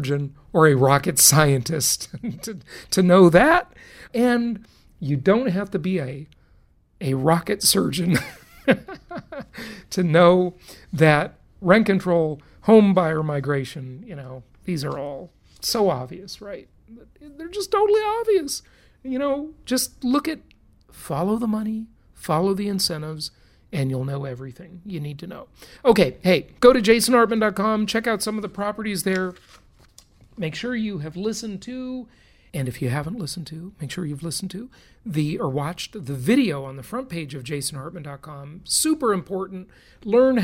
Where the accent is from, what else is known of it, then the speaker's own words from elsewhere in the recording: California, United States; moved away; my home state, the Socialist Republic of California, it's a disaster. I'm glad I left.